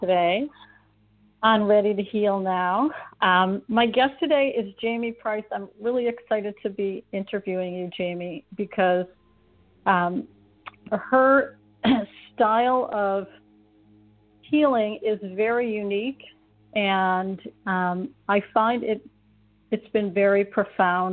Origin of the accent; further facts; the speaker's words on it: Ohio, United States; being from Ohio myself, the Midwest